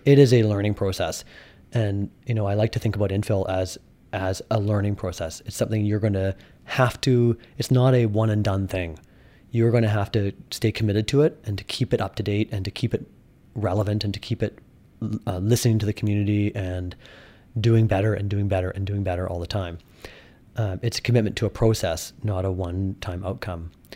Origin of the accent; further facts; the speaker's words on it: Kelowna, British Columbia, Canada; when I was growing up here in high school